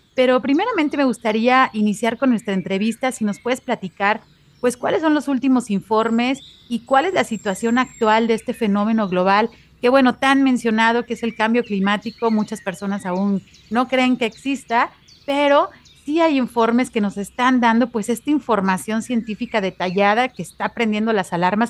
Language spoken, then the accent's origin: Spanish; Guadalajara, Jalisco, Mexico; aquí en nuestra ciudad de Guadalajara, en Jalisco, en México